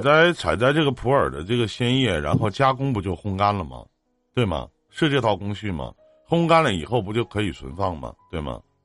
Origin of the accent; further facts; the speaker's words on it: Northeast China, China; 我们在这个东北这边呢